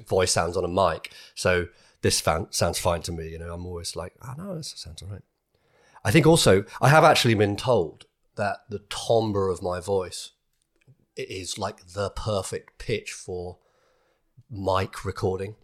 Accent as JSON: {"language": "English", "country": "United Kingdom", "said": "being British"}